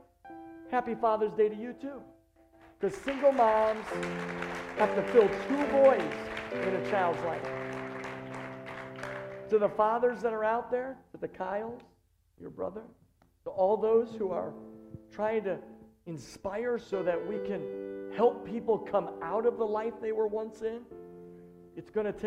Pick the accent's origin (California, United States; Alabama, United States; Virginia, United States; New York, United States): New York, United States; Buffalo; moved away as an adult; now in Long Island, United States; I'm just a nobody kid from Buffalo, New York that grew up to just pastor a church in Long Island.